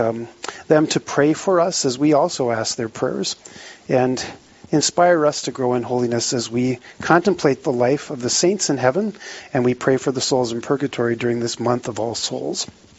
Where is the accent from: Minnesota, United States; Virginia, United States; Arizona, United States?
Minnesota, United States; Eveleth; now in Rapid City, United States; my hometown, Eveleth.